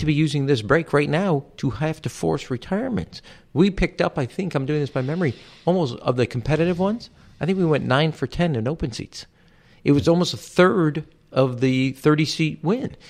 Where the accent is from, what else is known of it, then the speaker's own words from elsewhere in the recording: Chicago, Illinois, United States; my birth certificate to prove I was from Chicago, not Israel